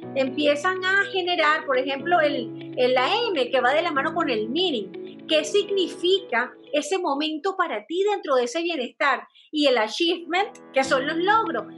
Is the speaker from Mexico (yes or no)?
no; Venezuela; moved away as an adult; now in Chile; cuando yo salí de Venezuela